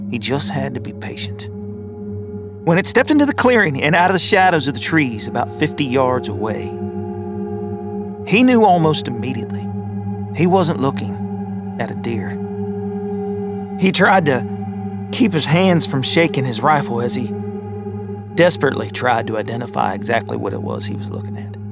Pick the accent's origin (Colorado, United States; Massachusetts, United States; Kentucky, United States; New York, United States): Kentucky, United States; Growing up in Kentucky, I've always heard tales of you know, Bigfoot or the Pope Lick Goat Man.